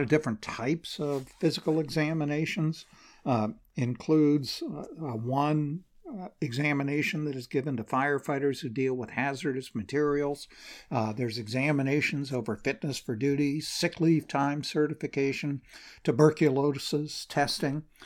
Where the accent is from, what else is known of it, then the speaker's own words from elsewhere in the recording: Portland, Oregon, United States; Portland, Oregon, my hometown